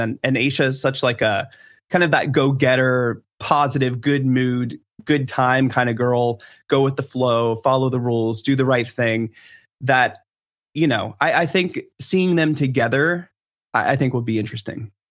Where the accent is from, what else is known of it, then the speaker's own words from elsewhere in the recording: Washington, District of Columbia, United States; I'm from D C